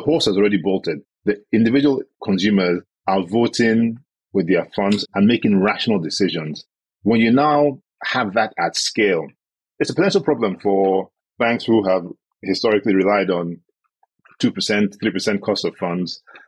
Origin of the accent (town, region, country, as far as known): Nigeria